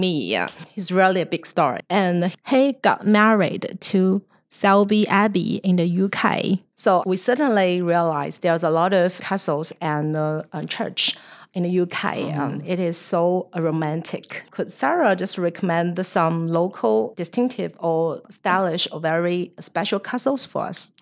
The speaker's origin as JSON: {"language": "English", "country": "China"}